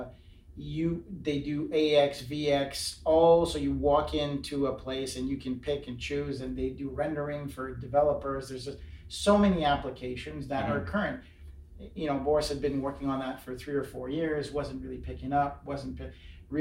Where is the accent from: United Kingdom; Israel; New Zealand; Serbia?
United Kingdom; Glasgow, Scotland; being from Glasgow